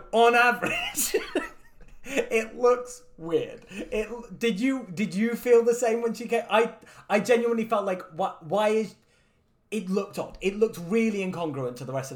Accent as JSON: {"language": "English", "region": "Scotland", "country": "United Kingdom", "said": "as a Scotsman"}